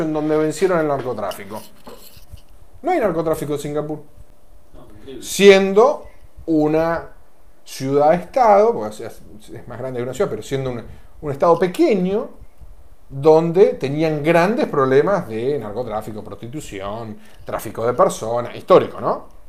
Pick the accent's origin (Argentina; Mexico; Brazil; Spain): Argentina